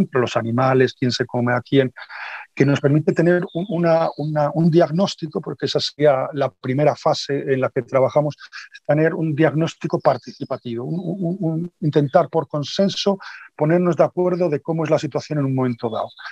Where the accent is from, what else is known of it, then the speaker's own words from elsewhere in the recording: Galicia, Spain; aquí en Galicia, donde, de donde soy y me he criado, eh, desde pequeñito